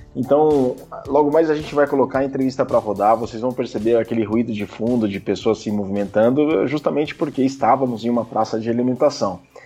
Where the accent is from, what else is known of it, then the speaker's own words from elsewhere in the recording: Jaú, São Paulo, Brazil; eu sou de Jaú, e Jaú é perto de Bauru